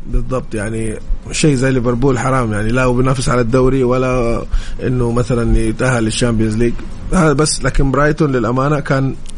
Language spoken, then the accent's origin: Arabic; Saudi Arabia; احنا كسعوديين